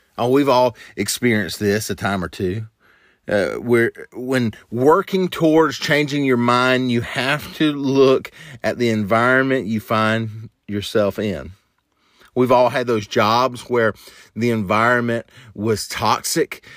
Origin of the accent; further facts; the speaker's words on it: the South, United States; a kid growing up in the South